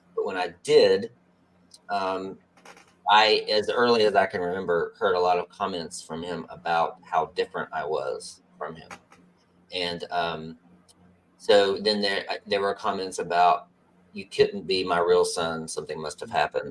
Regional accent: West Virginia, United States; moved away; also born or lived in North Carolina; I grew up in West Virginia

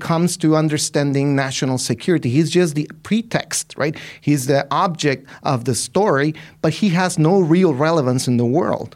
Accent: Ciudad Juárez, Chihuahua, Mexico; I'm from Ciudad Juarez. Right? I'm from that city

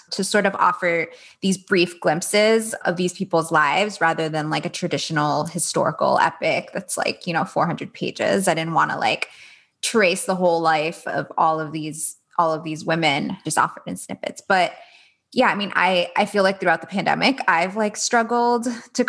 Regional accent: Miami, Florida, United States; I grew up in Miami

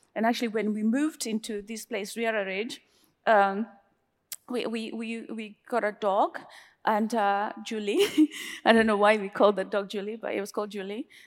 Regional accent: Kenya; moved away; also born or lived in New York, United States / United Kingdom; me being Kenyan

